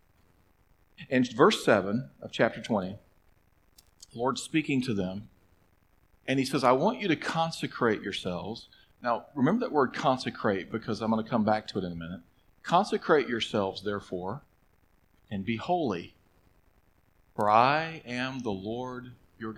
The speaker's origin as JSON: {"language": "English", "region": "Mississippi", "country": "United States", "tie": "born or raised there", "said": "I grew up in Mississippi"}